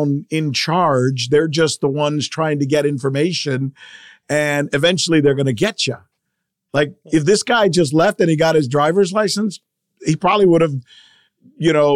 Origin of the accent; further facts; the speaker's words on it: Cuba; moved away; I'm from Cuba